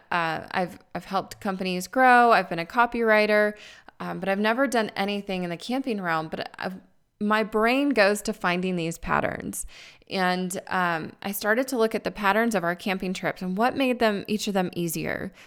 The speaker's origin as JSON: {"language": "English", "town": "Tucson", "region": "Arizona", "country": "United States", "tie": "born or raised there", "moved": "as an adult", "said": "I'm originally from Arizona where it's warm"}